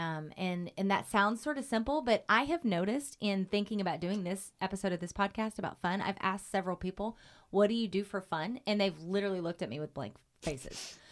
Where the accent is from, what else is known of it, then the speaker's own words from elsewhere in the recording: Oklahoma, United States; moved away; when I was a kid, growing up in Oklahoma